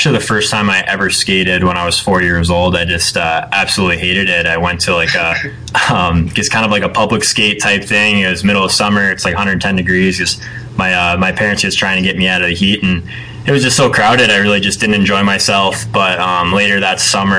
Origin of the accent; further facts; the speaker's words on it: Phoenix, Arizona, United States; moved away as an adult; also born or lived in Penticton, British Columbia; I'm originally from Phoenix, Arizona